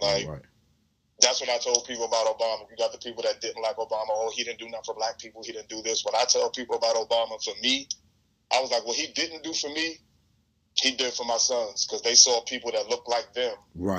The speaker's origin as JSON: {"language": "English", "town": "New York City", "region": "New York", "country": "United States", "said": "I'm from Coney Island in Brooklyn."}